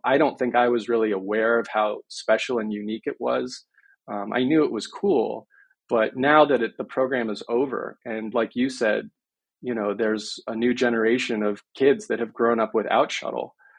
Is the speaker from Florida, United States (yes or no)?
yes; Miami, Florida, United States; I grew up in Miami